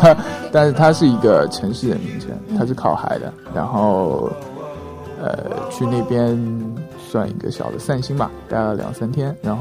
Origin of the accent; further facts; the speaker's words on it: China; now in Pakistan; 他看到我们是中国人，会多送我们饮料